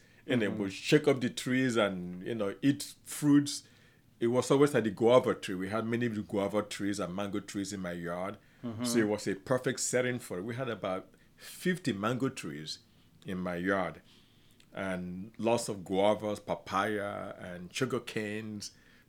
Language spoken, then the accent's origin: English; Afikpo, Ebonyi, Nigeria; I was born in a village called Afikpo, spelled A-F-I-K-P-O, in southeastern Nigeria. That's where I grew up.